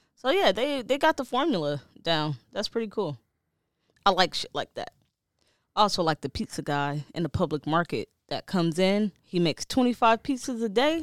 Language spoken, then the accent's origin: English; Detroit, Michigan, United States; moved away; I'm from Detroit